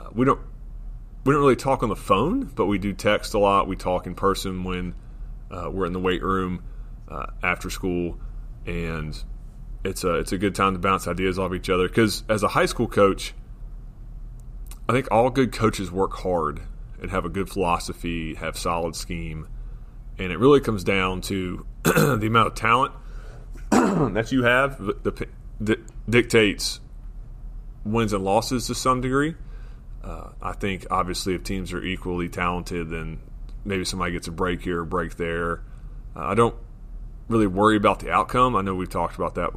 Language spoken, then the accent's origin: English; Florida, United States; now in West Virginia, United States; where I grew up in Florida